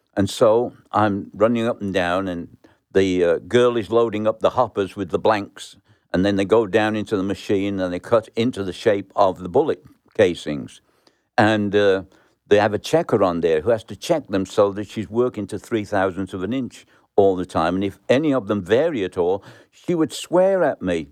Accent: Birmingham, West Midlands, United Kingdom; moved away; I was born in Birmingham, England, in the slums, and grew up um, in a very poor house.

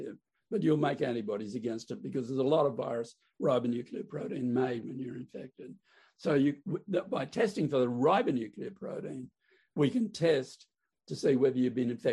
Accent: Queensland, Australia; now in Melbourne, Australia; I'm a Queenslander by birth.

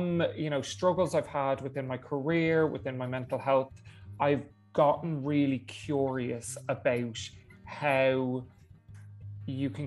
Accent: Dublin, Leinster, Ireland; I'm from Dublin

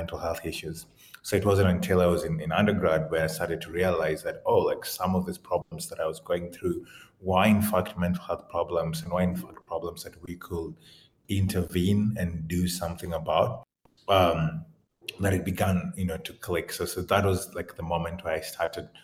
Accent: Kenya; the experiences that I had, you know, growing up in Kenya

